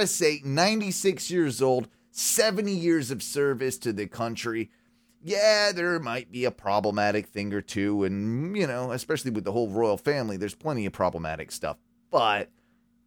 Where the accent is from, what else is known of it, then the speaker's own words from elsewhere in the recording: England, United Kingdom; moved away; I'm English. British, half English, half Welsh, but was never really raised to be a big like fan of the royal family